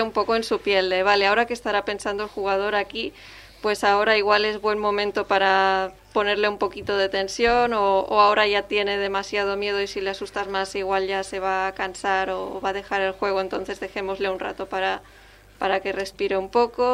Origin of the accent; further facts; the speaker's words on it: Catalonia, Spain; Es una lengua que conocemos porque somos de aquí